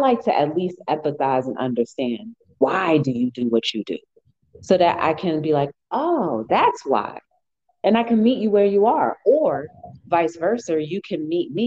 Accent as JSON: {"language": "English", "region": "New Jersey", "country": "United States", "said": "I'm from Jersey"}